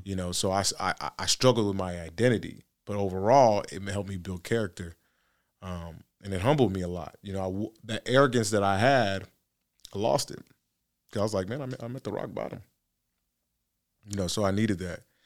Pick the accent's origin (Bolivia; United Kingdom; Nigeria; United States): Nigeria; I'm Nigerian